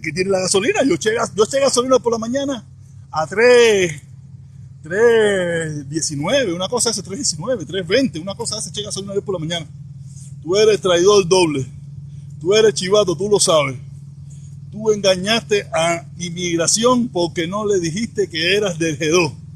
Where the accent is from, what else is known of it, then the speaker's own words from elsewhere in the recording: Cuba; now in Miami, United States; Soy protestón cubano